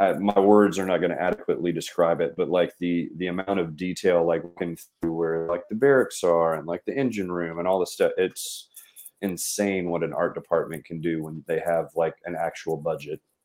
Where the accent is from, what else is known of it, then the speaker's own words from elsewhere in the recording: Mississippi, United States; I was growing up in Mississippi.